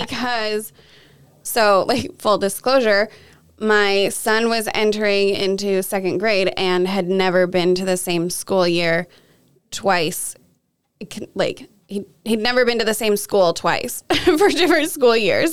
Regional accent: Kelso, Washington, United States; I grew up mostly here in Kelso, Washington

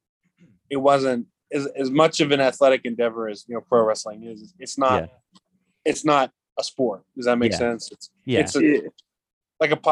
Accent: Pennsylvania, United States; now in Florida, United States; I'm from Pennsylvania

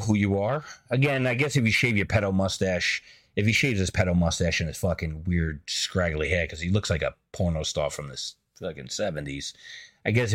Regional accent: New York City, New York, United States; I'm from the Bronx

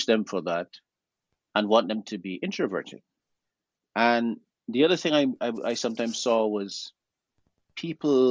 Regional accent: Guyana; My family comes from South America. We're also included regionally within the Caribbean, because I'm from Guyana, and we're Creole.

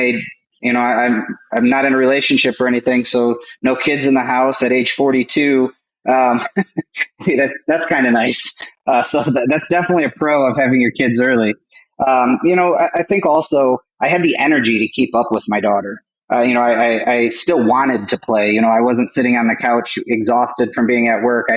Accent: Michigan, United States; also born or lived in Camp Lejeune, North Carolina / Illinois; I basically lived in Michigan all my childhood

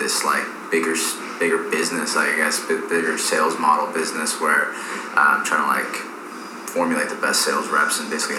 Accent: East Coast, United States; now in Texas, United States; I shouldn't say this because, like, I came from the East Coast, but, like, it's just weird, bro.

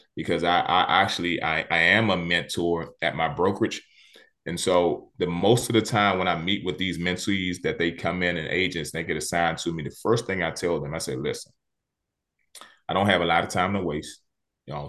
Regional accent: Washington, District of Columbia, United States; I grew up in Southeast D C.

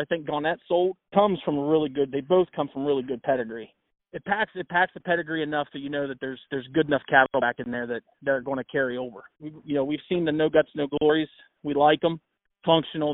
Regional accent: New Concord, Ohio, United States; my hometown technically in New Concord

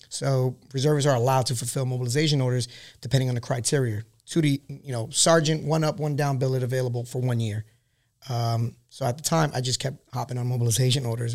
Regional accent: New York City, New York, United States; moved away as an adult; now in California, United States; I'm born and raised in Queens, New York.

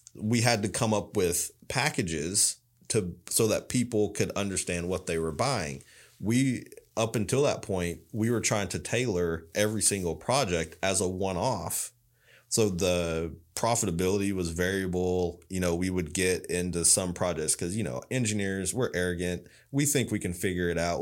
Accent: Loudon, Tennessee, United States; I grew up in Loudoun, Tennessee.

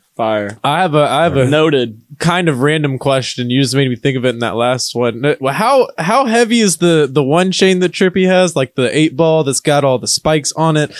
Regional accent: Kentucky, United States; now in Ohio, United States; I'm from Kentucky

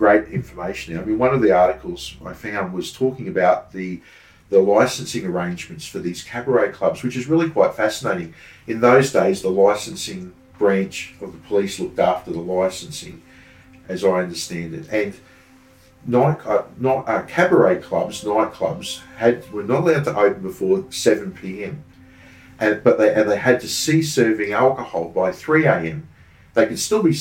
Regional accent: Brisbane, Queensland, Australia; I was born in Brisbane, I grew up in the 70s

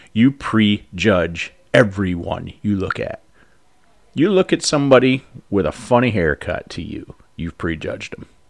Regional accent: United States; as Americans

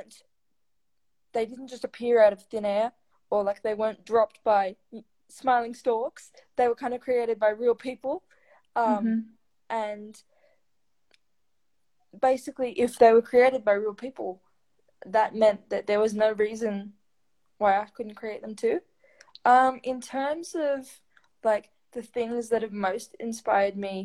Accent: Sydney, New South Wales, Australia; I'm 21 from Sydney, Australia, and I'm a writer and disability advocate.

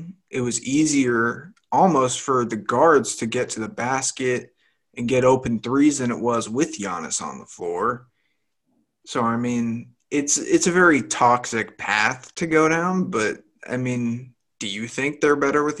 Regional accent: Boston, Massachusetts, United States; Yeah, I'm from Boston, so I'm a big all Boston guy.

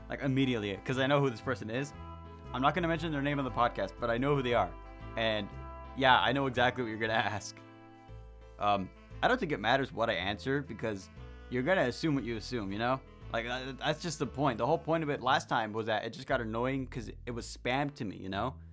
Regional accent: Long Beach, California, United States; I I came from Long Beach, Long Beach, California. You know, still in California, just not in the big city anymore.

